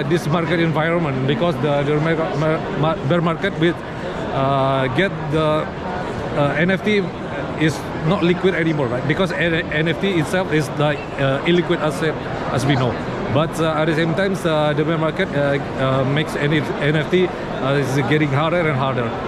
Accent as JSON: {"language": "English", "country": "Indonesia", "said": "I'm crypto YouTuber from Indonesia."}